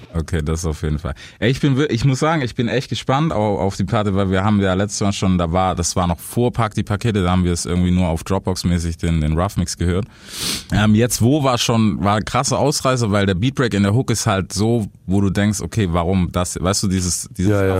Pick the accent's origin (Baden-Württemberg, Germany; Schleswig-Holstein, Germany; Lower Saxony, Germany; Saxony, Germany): Baden-Württemberg, Germany; Stuttgart; als Stuttgarter